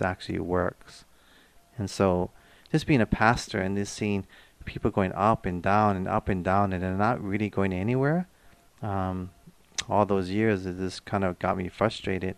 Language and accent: English; Hawaii, United States; being born and raised in Hawaii, I've learned to deal with different races